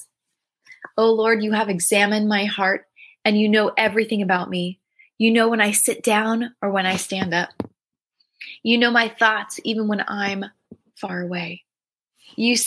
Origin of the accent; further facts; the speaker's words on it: San Diego, California, United States; I'm from San Diego.